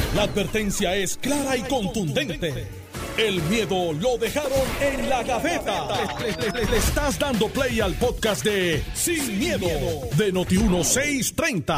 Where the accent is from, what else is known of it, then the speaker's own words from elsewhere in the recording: Puerto Rico; Como buen puertorriqueño